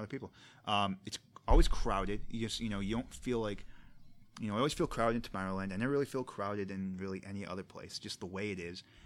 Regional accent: United States; as an American

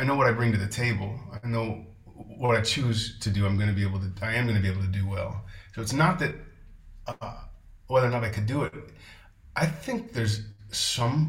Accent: Texas, United States; also born or lived in Seattle / Los Angeles; now in Porto, Portugal; I grew up mostly in Texas

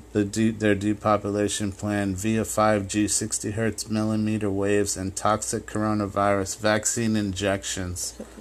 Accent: Ireland; I was raised Catholic in Ireland

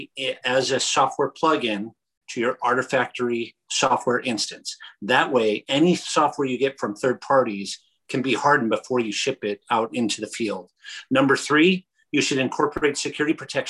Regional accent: Michigan, United States; growing up in Michigan

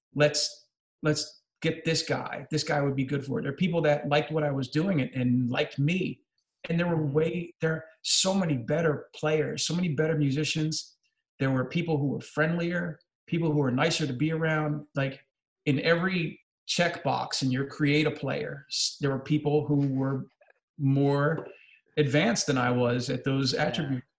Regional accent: New Jersey, United States; I'm from New Jersey

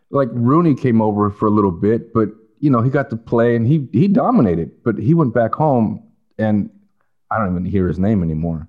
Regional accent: California, United States; also born or lived in Canada; when we moved to California

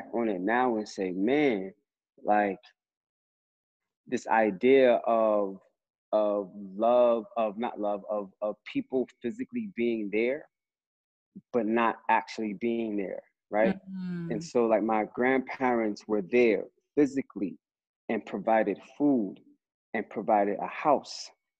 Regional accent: Atlantic City, New Jersey, United States; also born or lived in Brooklyn, New York; I was born in Brooklyn, New York, but I was raised in Atlantic City, New Jersey

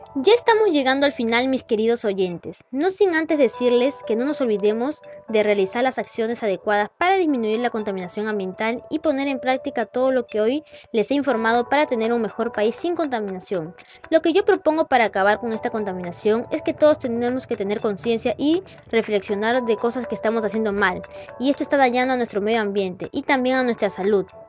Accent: Peru; todos como hermanos peruanos

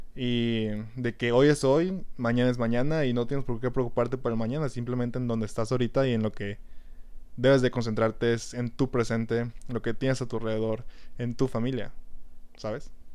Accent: Mexico; como buenos mexicanos

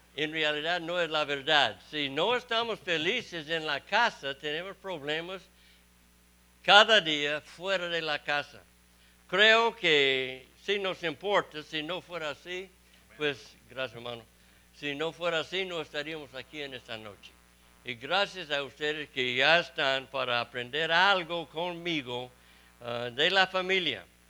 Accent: Texas, United States; also born or lived in Mexico; soy de Texas y estoy en Mississippi

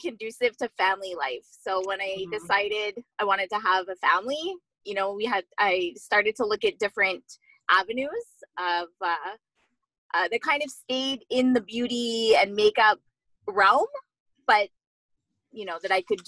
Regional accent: Montreal, Quebec, Canada; also born or lived in Vancouver; I'm actually from Montreal

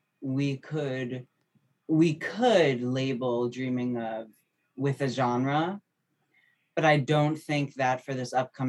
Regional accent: New Jersey, United States; also born or lived in New York; I'm from New Jersey originally

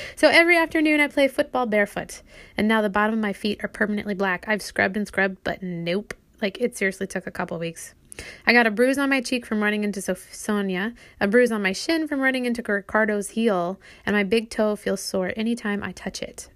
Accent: United States; moved away as an adult; also born or lived in Brazil; as an American

